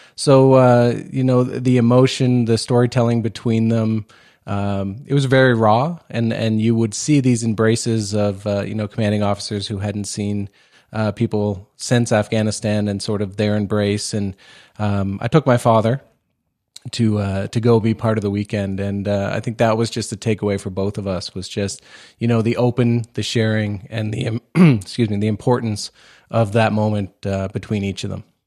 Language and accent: English; Nova Scotia, Canada; I grew up in Nova Scotia, right, uh, close to, uh, Shearwater Air Force Base